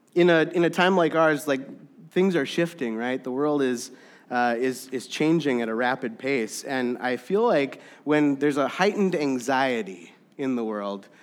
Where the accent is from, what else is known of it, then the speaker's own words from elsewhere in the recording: Saint Louis Park, Minnesota, United States; I was born and raised in Saint Louis Park, Minnesota